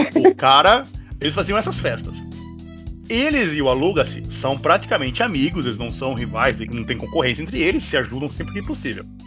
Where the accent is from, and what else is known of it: Brazil